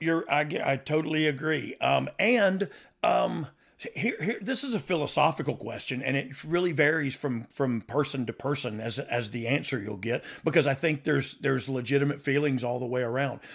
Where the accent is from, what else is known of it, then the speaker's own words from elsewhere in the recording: the South, United States; I'm from the South, but, like, not really